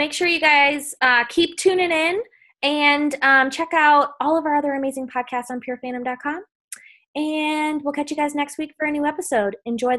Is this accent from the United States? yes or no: yes; Midwest, United States; And we're all from the Midwest